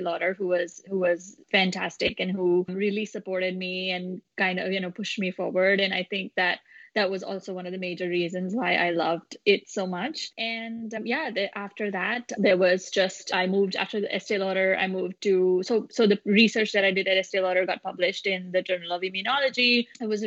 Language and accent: English; India; moved away as an adult; also born or lived in Long Island, United States; now in United States; I grew up in India and then moved to the United States when I was 19 to finish my studies as a biotechnologist